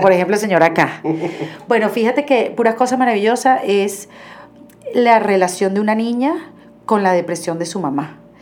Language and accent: Spanish; Venezuela; moved away as an adult; now in Miami, United States; emigré como muchos venezolanos a, esa ciudad